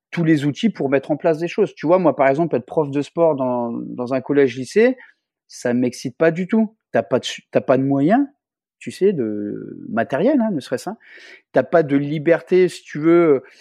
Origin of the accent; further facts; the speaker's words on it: Réunion; chez nous, à La Réunion